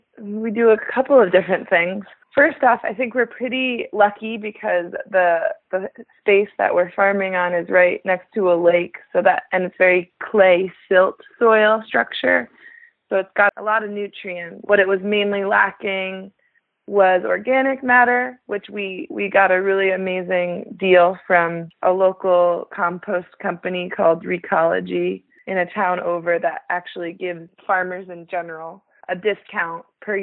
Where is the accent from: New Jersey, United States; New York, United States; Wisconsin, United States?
New Jersey, United States; moved away as an adult; also born or lived in Vermont; now in Vancouver, Washington, United States; I grew up in New Jersey and then went to school in Vermont.